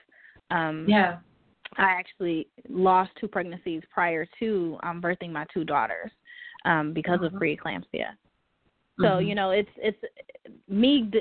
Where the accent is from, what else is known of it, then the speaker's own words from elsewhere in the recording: Buffalo, New York, United States; moved away; I'm originally from Buffalo, New York